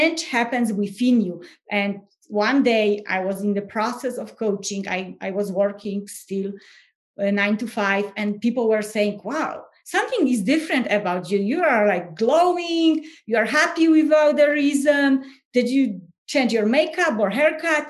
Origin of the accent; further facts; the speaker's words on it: Poland; English is a second language; moved away as an adult; now in United States; everyone can hear my accent. And so I'm originally from Poland, no more secrets. And I live in the US. So I came to the US, 2011